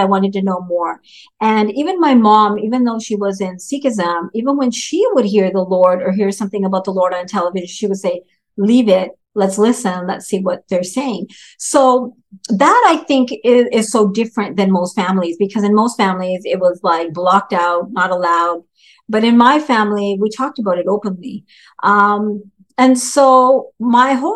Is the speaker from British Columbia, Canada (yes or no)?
yes; Vancouver, British Columbia, Canada; also born or lived in Duncan, British Columbia; I'm actually from Canada, Vancouver, British Columbia, born in a little town called Duncan, British Columbia